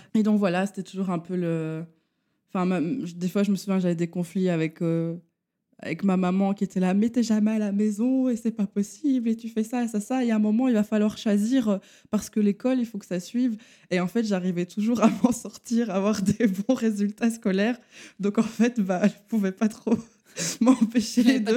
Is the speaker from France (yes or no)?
no; Charleroi, Wallonia, Belgium; je viens de la région de Charleroi. Je suis Carolo